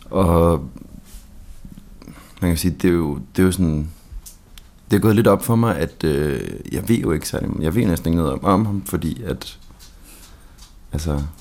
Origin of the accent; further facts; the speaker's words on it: Helsingør, Capital Region of Denmark, Denmark; moved away; Jeg kommer fra Helsingør af. Nå, okay. Jeg har boet her i 44